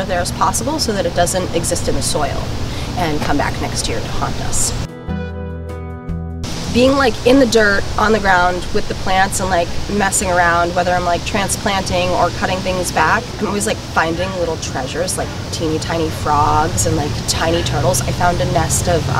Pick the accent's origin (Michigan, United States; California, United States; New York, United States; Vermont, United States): Vermont, United States; now in Maine & New Hampshire seacoast, United States; I grew up in Vermont